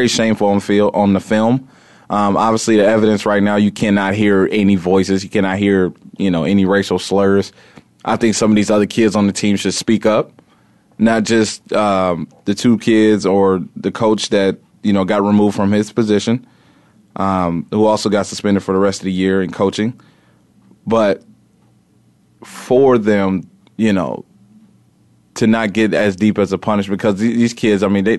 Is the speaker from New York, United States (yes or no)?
no; Indiana, United States; growing up in Indiana